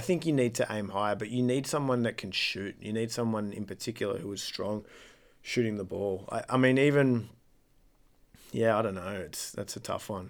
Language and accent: English; Australia